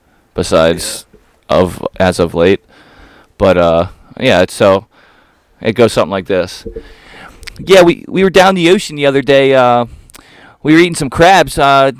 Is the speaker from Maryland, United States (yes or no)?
yes; Baltimore, Maryland, United States; I'm from Baltimore.